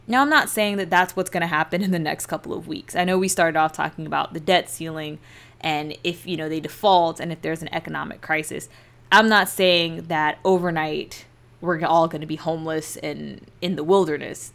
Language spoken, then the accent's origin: English; United States; born or raised there